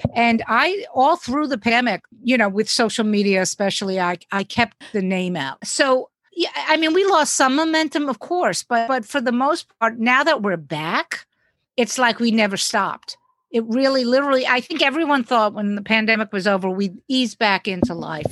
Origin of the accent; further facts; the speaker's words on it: New York City, New York, United States; I live in New York City